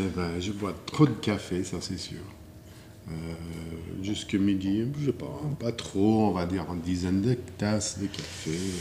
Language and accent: French; Wichita, Kansas, United States; French is a second language; moved away as an adult; now in Switzerland; Je suis né au Kansas, Wichita, Kansas. j'ai grandi dans, les, au Kansas